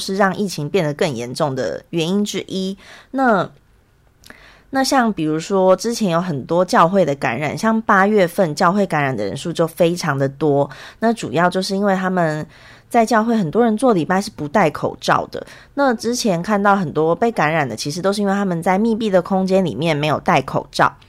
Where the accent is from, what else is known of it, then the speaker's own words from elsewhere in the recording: Taiwan; now in South Korea; 可是像我从台湾过来，台湾每天其实本土感染是零嘛